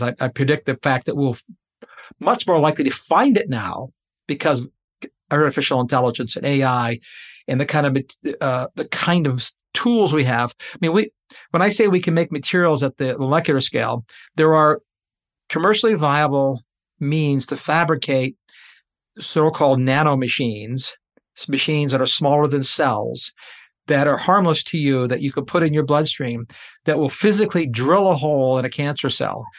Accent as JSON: {"language": "English", "country": "Canada", "said": "I'm a Canadian"}